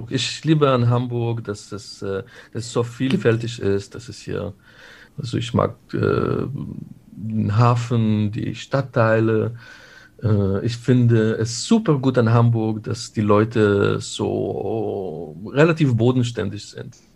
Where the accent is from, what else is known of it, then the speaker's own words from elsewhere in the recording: Israel; now in Germany; Äh, ich bin in Israel aufgewachsen. Da sind bereits viele Konflikte die, äh, die mich eingeprägt haben.